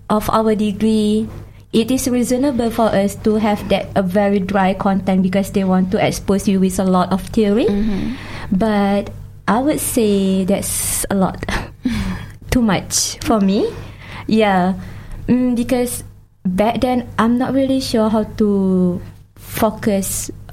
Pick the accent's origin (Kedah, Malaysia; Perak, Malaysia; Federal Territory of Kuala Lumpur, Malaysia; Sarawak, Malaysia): Kedah, Malaysia; moved away as an adult; now in Dunedin, New Zealand; my hometown is uh, in Malaysia is at Kedah.